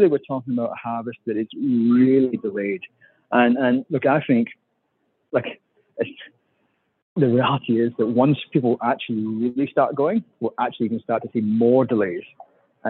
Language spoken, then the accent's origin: English; Scotland, United Kingdom; now in Australia; I'm Scottish